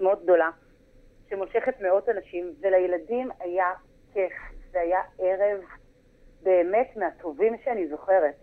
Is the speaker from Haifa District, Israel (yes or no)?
yes; Haifa, Haifa District, Israel; moved away as an adult; now in Nirim, Israel; במקור אני מחיפה